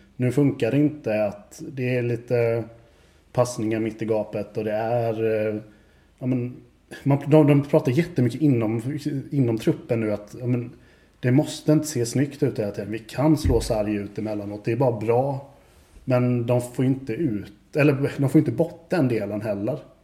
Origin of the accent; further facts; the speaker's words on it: Växjö, Kronoberg County, Sweden; now in Kalmar, Sweden; jag är från Växjö från början